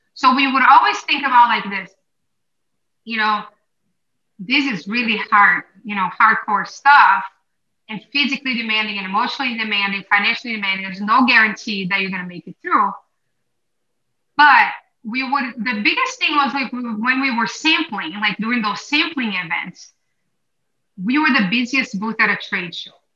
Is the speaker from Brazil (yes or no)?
yes; Brazil; now in United States; I grew up in Brazil